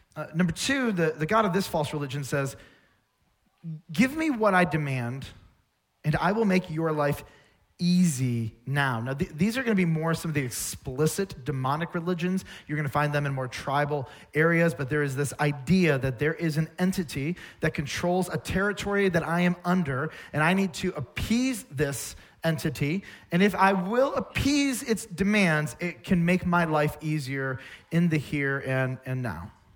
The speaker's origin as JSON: {"language": "English", "country": "United States", "said": "I'm an American. I live in this place, this culture"}